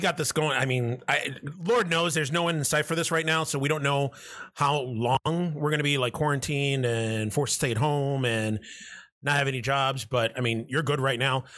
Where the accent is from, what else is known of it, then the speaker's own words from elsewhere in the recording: New York City, New York, United States; now in Buffalo, United States; I'm originally from New York City